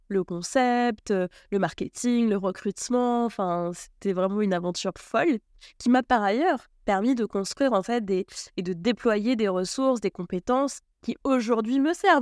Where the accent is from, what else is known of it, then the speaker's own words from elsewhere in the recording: Martinique; je suis née en Martinique sur une petite île qui fait 80 km de long